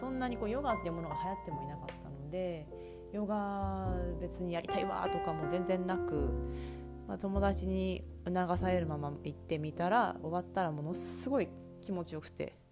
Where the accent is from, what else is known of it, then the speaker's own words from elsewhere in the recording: Japan; also born or lived in Chiba Prefecture (Uchibo) / Saitama Prefecture / Edogawa, Tokyo; 住で夫と2人暮らしをしています、え生まれは千葉県の内房で生まれました埼玉と東京の江戸川区で育っているこの関東